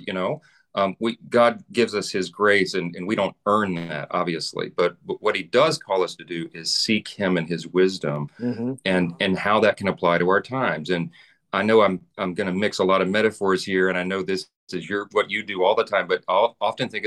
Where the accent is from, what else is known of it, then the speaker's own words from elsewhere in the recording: Louisiana, United States; I'm from Louisiana